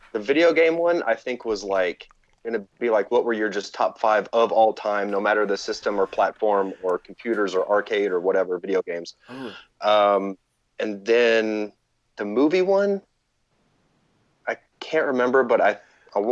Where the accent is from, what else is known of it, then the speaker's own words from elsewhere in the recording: Houston, Texas, United States; I grew up in Houston